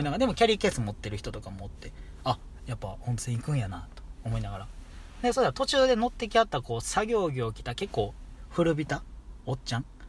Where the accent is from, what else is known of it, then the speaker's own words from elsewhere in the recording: Kansai, Japan; 俺ら関西2人